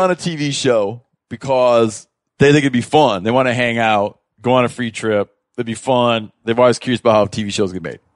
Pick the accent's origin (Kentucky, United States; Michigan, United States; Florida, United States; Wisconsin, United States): Michigan, United States; moved away; I grew up in Michigan, right? We moved out west